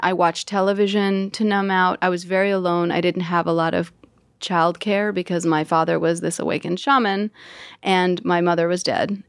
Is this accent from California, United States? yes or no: no; New York City, New York, United States; it was Jackson Heights, Queens. My family immigrated from Russia, and I was born a month later in Elmhurst Hospital